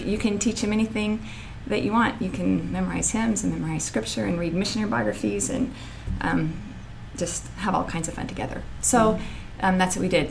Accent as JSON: {"language": "English", "town": "Paris", "region": "Texas", "country": "United States", "tie": "born or raised there", "also_born_or_lived": "North Carolina", "moved": "yes", "said": "I grew up in Paris, Texas"}